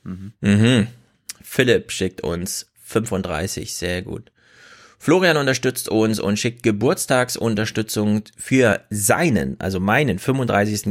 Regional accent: East Germany, Germany; now in Frankfurt, Germany; In Ostdeutschland, wo ich herkomme, heißt es Fasching

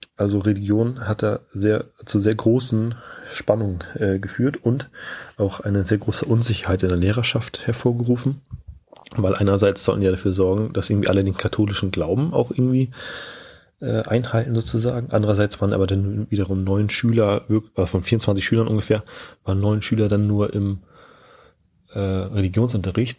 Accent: Schleswig-Holstein, Germany; moved away as an adult; also born or lived in Lower Saxony; Ich komme gebürtig aus Schleswig-Holstein

